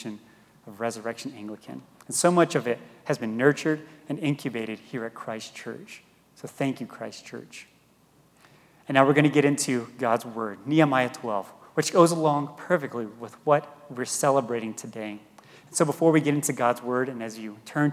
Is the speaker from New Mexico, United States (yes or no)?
yes; Gallup, New Mexico, United States; moved away as an adult; also born or lived in Denver; now in Santa Fe, United States; from Gallup, and I grew up on the Navajo Reservation in Gallup.